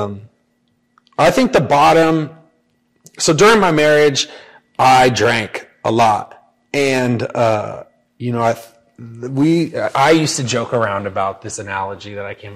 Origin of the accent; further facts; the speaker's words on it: Paso Robles, California, United States; now in Sacramento, United States; I grew up in Paso Robles, San Luis Obispo area